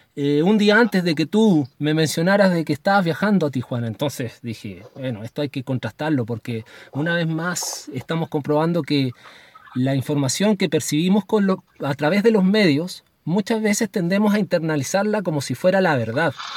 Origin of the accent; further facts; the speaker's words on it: Chile; yo como chileno